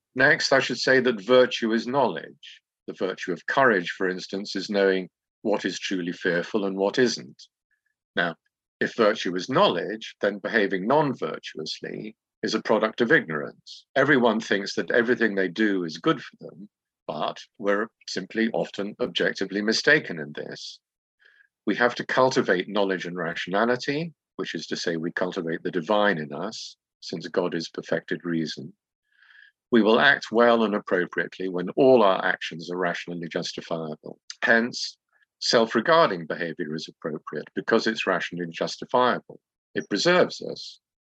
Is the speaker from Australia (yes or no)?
no; England, United Kingdom; moved away as an adult; now in Greece; I should say English now